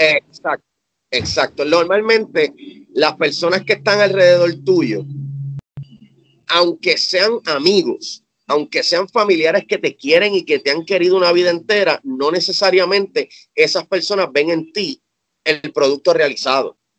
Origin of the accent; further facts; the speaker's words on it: Cabo Rojo, Puerto Rico; moved away as an adult; also born or lived in San Juan metropolitan area, Puerto Rico; now in United States; yo me mudé de Cabo Rojo, que es mi pueblo natal en Puerto Rico, para el área metro